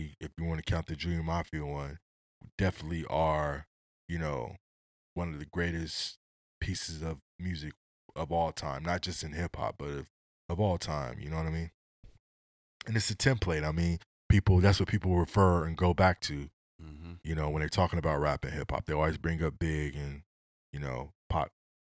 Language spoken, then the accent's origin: English; West Coast, United States; Just like you say, … ain't West Coast. I'm from the West Coast. Nah, that was some West Coast shit.